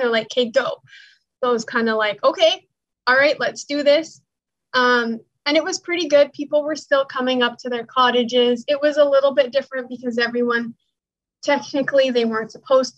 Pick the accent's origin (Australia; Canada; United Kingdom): Canada; Alberta; now in Ontario, Canada; I live in Ontario, Canada, but I'm from Alberta, which is about 3,600 kilometers away.